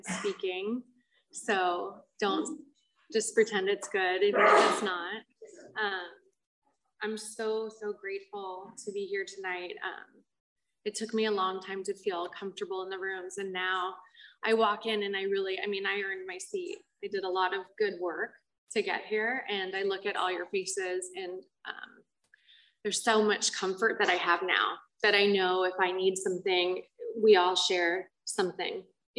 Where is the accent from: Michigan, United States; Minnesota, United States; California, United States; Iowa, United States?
California, United States; Culver City; I grew up in Culver City in Los Angeles